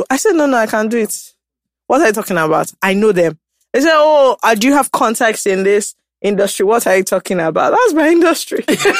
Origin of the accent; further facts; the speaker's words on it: United Kingdom; But I'm British, you see.